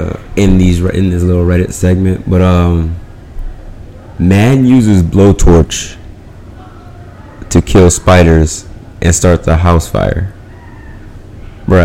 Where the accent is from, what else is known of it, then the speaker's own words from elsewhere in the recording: New Orleans, Louisiana, United States; also born or lived in Atlanta, Georgia; now in United Arab Emirates; I'm from the United States, more specifically New Orleans, Louisiana